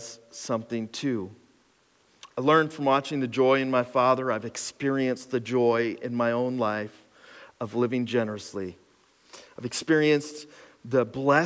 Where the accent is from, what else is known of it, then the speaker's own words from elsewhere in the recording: Cressona, Pennsylvania, United States; I grew up in Cresona